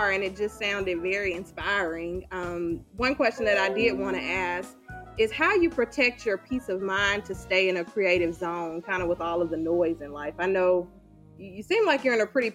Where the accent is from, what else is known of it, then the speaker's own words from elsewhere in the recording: Alabama, United States; we're from Alabama